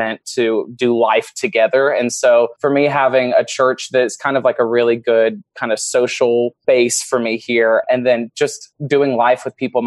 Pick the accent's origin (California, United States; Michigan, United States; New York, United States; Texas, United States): Texas, United States; Dallas; I'm from Dallas, Texas